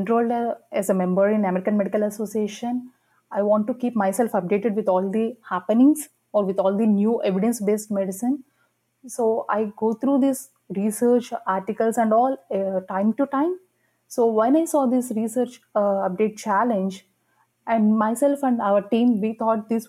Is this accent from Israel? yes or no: no; India; moved away; I'm an international medical graduate from India. I did my med school back in my home country